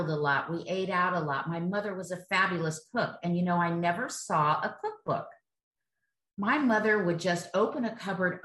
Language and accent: English; Miami Beach, Indiana, United States; moved away as an adult; also born or lived in San Francisco; I moved from growing up in Miami Beach, mother remarried, moved to Indiana, wonderful lake summers and wonderful Indiana growing up there.